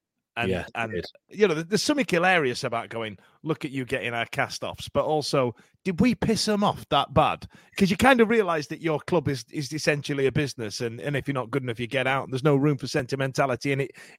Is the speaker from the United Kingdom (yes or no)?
yes; Dinnington, Yorkshire and the Humber, United Kingdom; I grew up in Dinnington, just outside Rotherham